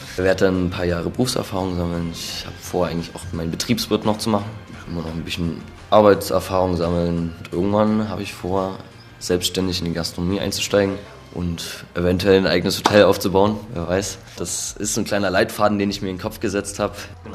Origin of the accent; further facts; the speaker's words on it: Nossen, Saxony, Germany; ich komme ursprünglich aus Nossen